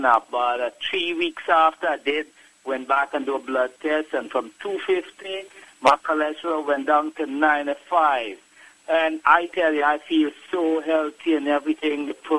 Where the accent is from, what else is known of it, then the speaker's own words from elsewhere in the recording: Guyana; Oh, yeah, I'm from Guyana, right?